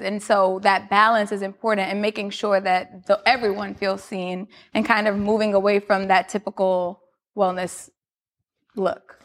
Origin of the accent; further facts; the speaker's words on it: New York City, New York, United States; I'm from Queens